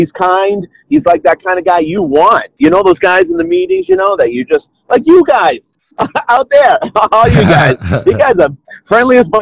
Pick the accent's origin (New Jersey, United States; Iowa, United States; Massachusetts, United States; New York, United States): Massachusetts, United States; Lowell; also born or lived in Minneapolis–Saint Paul, Minnesota; I grew up in Lowell, Massachusetts